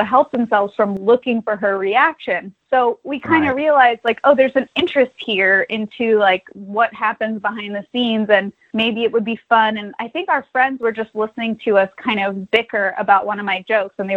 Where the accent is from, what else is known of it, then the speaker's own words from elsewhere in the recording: Los Angeles, California, United States; also born or lived in New York; Well, I grew up in Los Angeles, so I was doing, like, commercials when I was a little kid